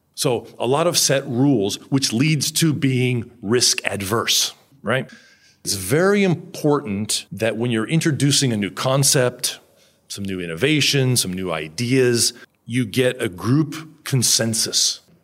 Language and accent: English; United States; now in Japan; I'm this American guy